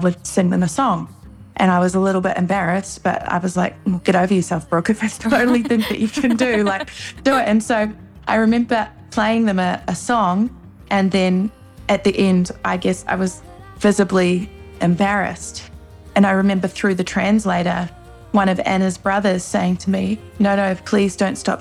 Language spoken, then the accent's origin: English; Wellington, New Zealand; moved away as an adult; now in Los Angeles, United States; growing up in New Zealand